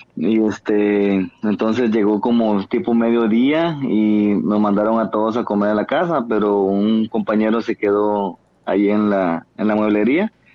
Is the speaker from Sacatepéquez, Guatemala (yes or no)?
no; Nueva Concepción, Escuintla, Guatemala; Soy de Guatemala.